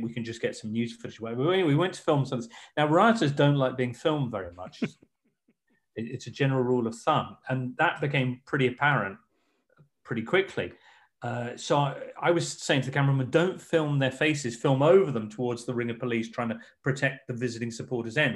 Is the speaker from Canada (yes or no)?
no; England, United Kingdom; I'm just English